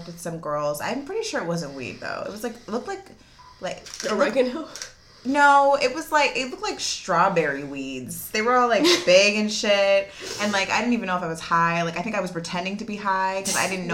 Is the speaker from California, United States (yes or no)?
yes; the Valley, California, United States; accent: Valley girl; growing up in the Valley at that time, like, I went to Notre Dame